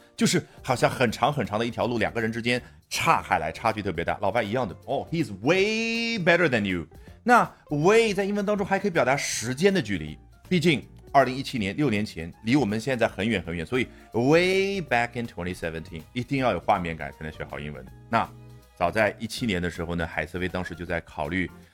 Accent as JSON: {"language": "Chinese", "country": "China", "said": "我们中国人"}